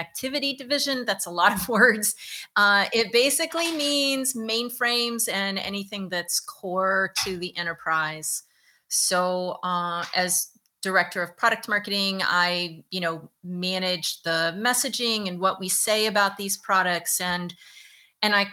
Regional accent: Virginia, United States; moved away as an adult; now in New York, United States; I'm from Virginia. I had no intention of moving to New York

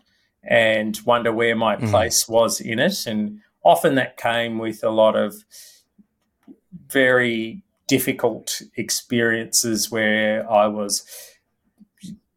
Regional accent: Melbourne, Victoria, Australia; also born or lived in Malaysia; now in Sydney, Australia; I grew up in Melbourne

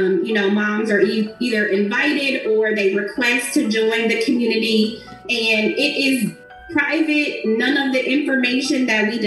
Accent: Ohio, United States; my home state

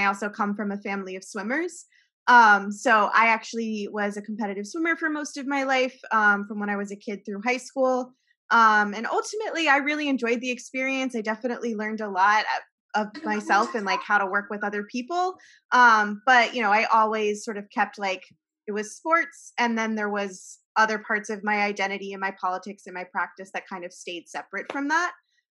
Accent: Philadelphia, Pennsylvania, United States; moved away; I'm originally from Philly, so. Very intense sports culture there.

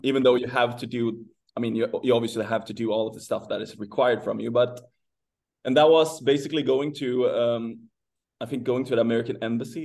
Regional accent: Sweden; moved away as an adult; I'm from Sweden

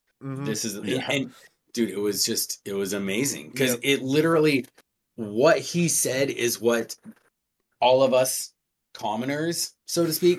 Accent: California, United States; born there; now in Montana, United States; Okay. I was born in California. My family is from California.

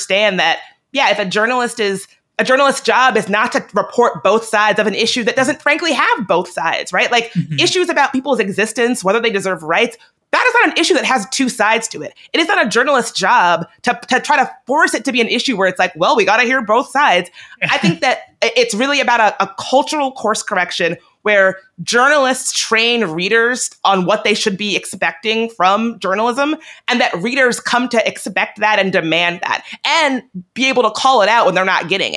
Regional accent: Virginia, United States; I'm from Virginia

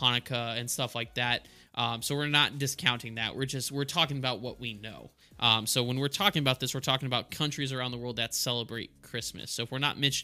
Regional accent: El Paso, Texas, United States; I grew up in El Paso

